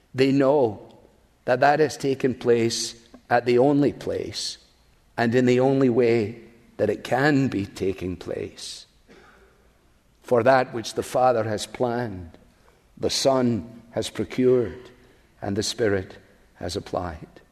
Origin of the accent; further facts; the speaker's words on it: Scotland, United Kingdom; now in United States; as a Scotsman